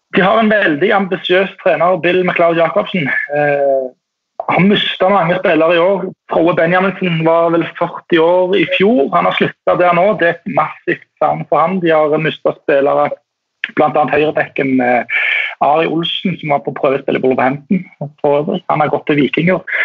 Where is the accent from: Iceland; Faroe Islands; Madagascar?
Faroe Islands; Tórshavn; moved away; jeg er jo eh, fra Torsand og eh, oppvokst med B36